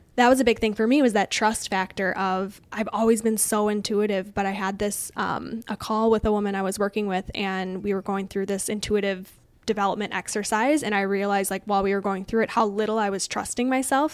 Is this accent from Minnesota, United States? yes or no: yes; Woodbury, Minnesota, United States; also born or lived in Illinois; we lived in Illinois for a hot second and then moved to Minnesota. So I grew up in Woodbury, East Side